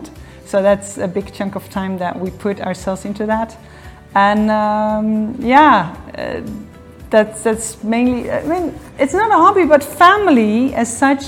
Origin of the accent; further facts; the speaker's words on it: Netherlands; moved away as an adult; now in Geneva, Switzerland; I'm Dutch, born and raised in the Netherlands, and since 2006, I live here in the Geneva area.